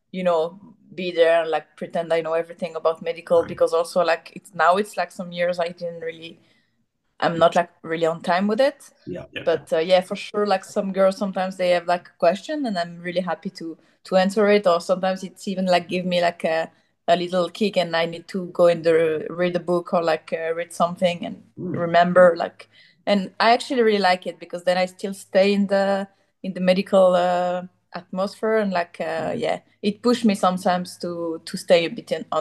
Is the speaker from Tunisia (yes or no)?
no; Geneva, Switzerland; English is a second language; I'm from Geneva